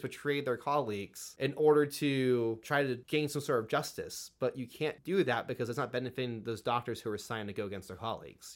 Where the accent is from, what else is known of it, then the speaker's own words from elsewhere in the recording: California, United States; I grew up in a Democratic school system here in California